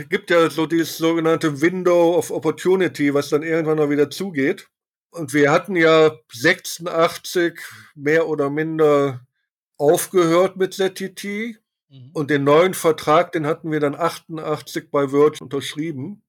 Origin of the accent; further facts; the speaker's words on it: Germany; als Ausländer, als Deutscher